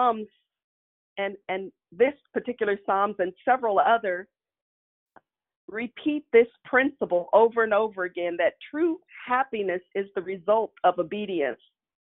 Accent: Kansas City, United States; when I was a child growing up in Kansas City

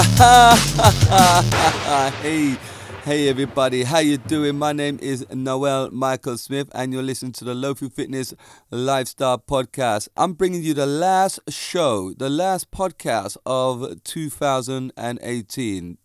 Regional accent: Reigate, South East England, United Kingdom; my hometown

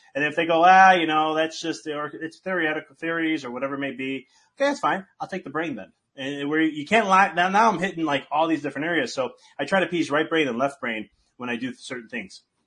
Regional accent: United States; I'm from the United States

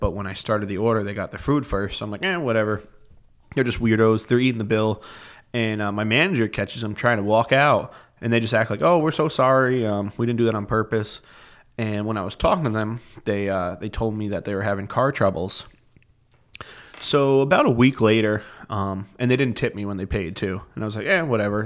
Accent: Rockland County, New York, United States; born or raised there; moved away as an adult; now in Plattsburgh, United States

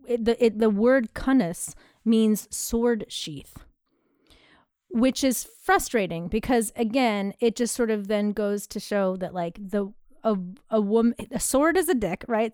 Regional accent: United States; I'm American

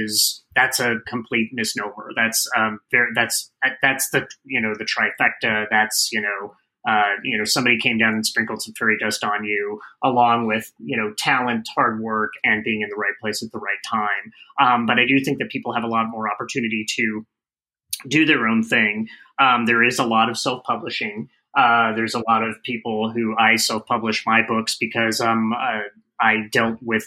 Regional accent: Phoenix, Arizona, United States; moved away; I'm from Phoenix, Arizona originally

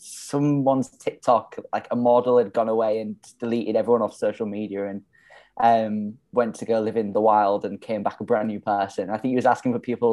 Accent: Hull, Yorkshire and the Humber, United Kingdom; moved away as an adult; also born or lived in London; now in Melbourne, Australia; growing up in Hull

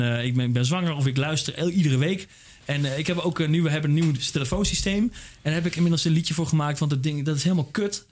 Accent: Randstad, Netherlands; Ik kom uit, uh, weet je, ik kom uit de Randstad.

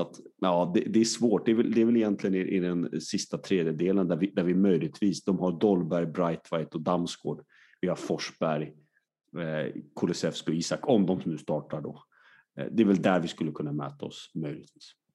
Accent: Sweden; vi svenskar

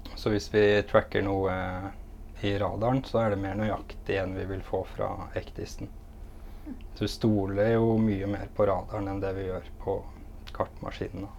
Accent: Innlandet, Norway; moved away; jeg er fra Innlandet

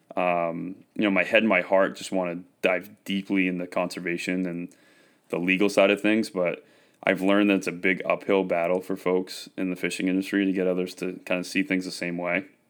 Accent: Westbrook, Maine, United States; I was raised in Westbrook, Maine, just outside of Portland.

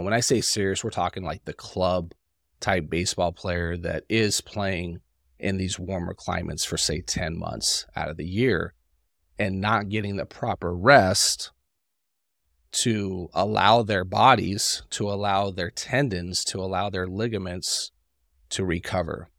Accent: Salt Lake City, Utah, United States; I grew up in Salt Lake City, so it's a colder climate

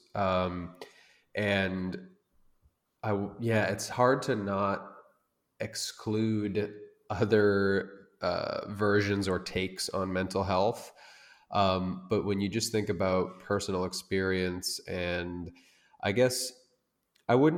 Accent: United States; now in Tangier, Morocco; I'm an American guy. I live in Tangier, Morocco right now

